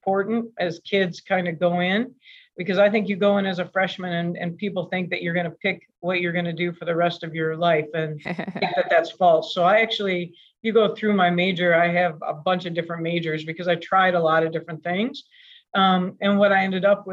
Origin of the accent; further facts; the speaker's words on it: Michigan, United States; moved away as an adult; also born or lived in Seattle, Washington; we grew up in Michigan